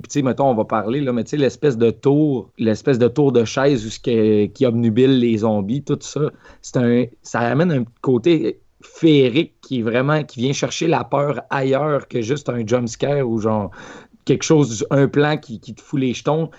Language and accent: French; Quebec, Canada; en tant que Québécois moyen